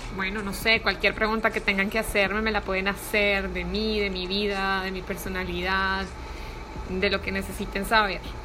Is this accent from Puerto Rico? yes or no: no; Colombia; now in Miami, United States; soy colombiana, vivo en Miami